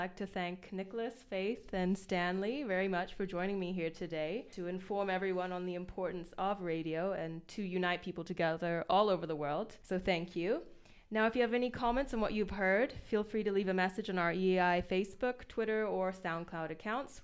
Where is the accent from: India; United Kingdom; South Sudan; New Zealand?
South Sudan; I'm from South Sudan, my father's from South Sudan